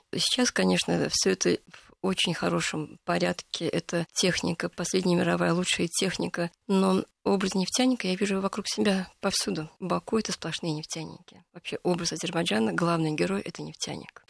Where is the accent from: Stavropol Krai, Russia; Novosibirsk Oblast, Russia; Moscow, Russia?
Moscow, Russia; moved away as an adult; also born or lived in Baku / Saint Petersburg; я вообще-то москвичка